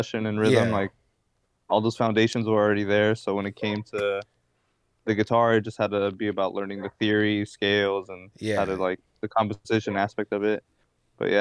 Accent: Armona, California, United States; also born or lived in Tequila, Jalisco, Mexico; I'm from Armona, California, which is like some little fucking town in the middle of Fresno, Bakersfield, kind of that area, Central Valley

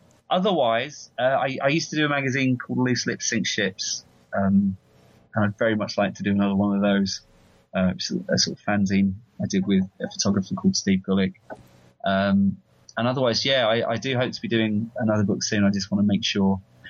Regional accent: London, United Kingdom; And I'm from London. I'm not from California, and I wasn't there when it happened.

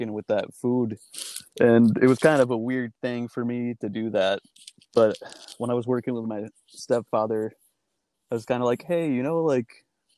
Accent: Webster, New York, United States; growing up in Webster was like kind of a weird thing for me

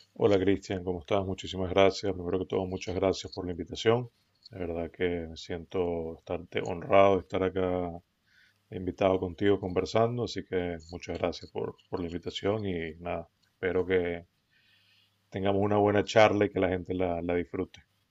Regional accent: Venezuela; now in United States; yo nací acá en Estados Unidos, pero crecí en Venezuela

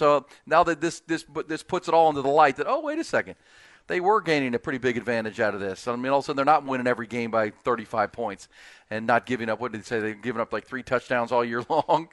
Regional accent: Ohio, United States; I'm from Ohio.

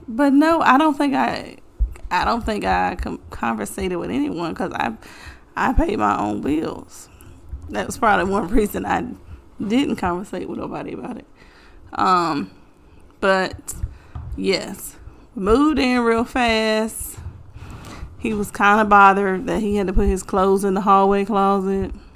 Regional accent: Bassett, Virginia, United States; That's where I'm from, Bassett.

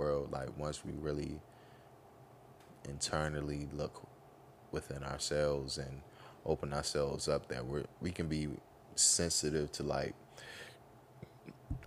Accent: United States; we're African American

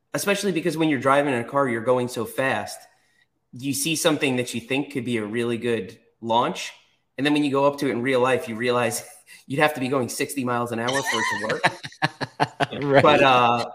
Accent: New York, United States; also born or lived in Florida; now in North Carolina, United States; I grew up in New York

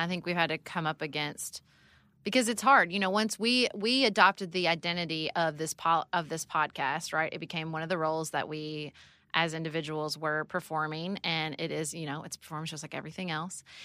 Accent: Paducah, Kentucky, United States; moved away as an adult; also born or lived in Washington, D.C.; I moved back to Paducah, Kentucky, my hometown

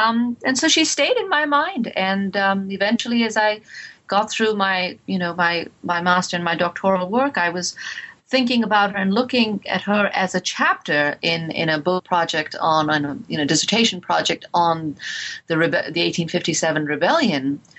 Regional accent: India; this book in many ways is has a lot to do with my childhood, was growing up in India.

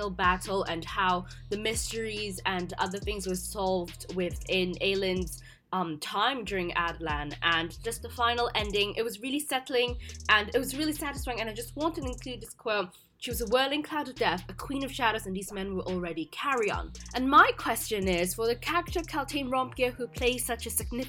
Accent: Hong Kong; now in Los Angeles, United States; I'm from Hong Kong, but I'm currently staying and studying in Los Angeles

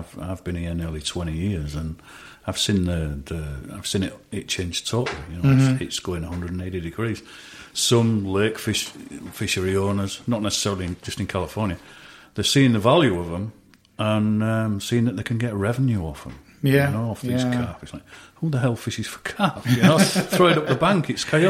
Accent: United Kingdom; but who am I as a Brit to come over to the US to say, don't kill that, you know?

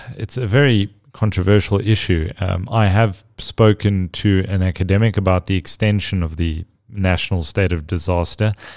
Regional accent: South Africa; as a South African

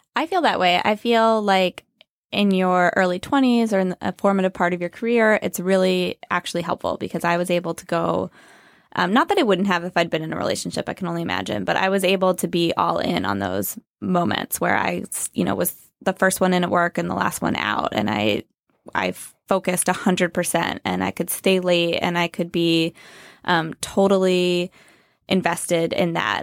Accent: Pennsylvania, United States; moved away as an adult; also born or lived in Chicago; now in New York, United States; I'm from Pennsylvania

